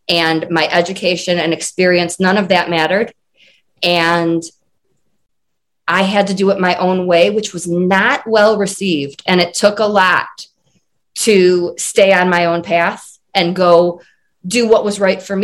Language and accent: English; Michigan, United States; moved away as an adult; now in Colorado, United States; I'm originally from Michigan, and now I live in Colorado.